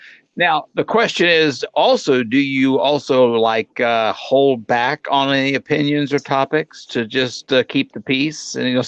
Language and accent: English; Arkansas, United States; And let me tell you, growing up in Arkansas, everything tastes better with gravy.